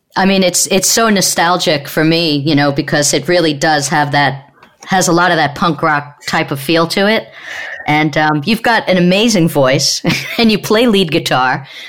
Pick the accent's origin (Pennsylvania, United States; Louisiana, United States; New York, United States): New York, United States; Long Island; also born or lived in Queens / Manhattan; I grew up in Long Island with a lot of rough crowd